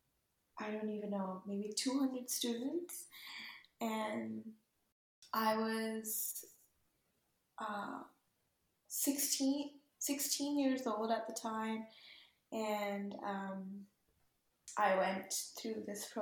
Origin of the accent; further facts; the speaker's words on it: Lahore, Punjab, Pakistan; first language Urdu; English is a second language; moved away as an adult; also born or lived in Nampa, Idaho; now in San Francisco, United States; I'm originally from Pakistan, from a city called Lahore. I'm 23 years old, currently living in San Francisco, California.